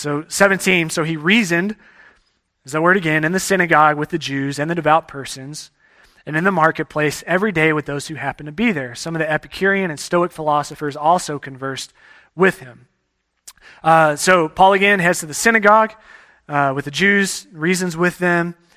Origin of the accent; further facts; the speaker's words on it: Texas, United States; moved away; I grew up in Texas